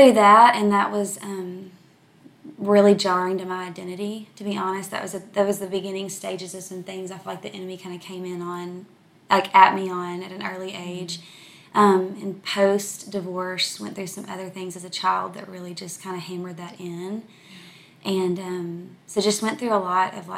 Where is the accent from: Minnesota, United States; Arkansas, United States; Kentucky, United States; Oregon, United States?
Arkansas, United States; El Dorado; now in Dallas-Fort Worth area, United States; I'm from from South Arkansas. I'm from a tiny little town called El Dorado. So I grew up oldest of three kids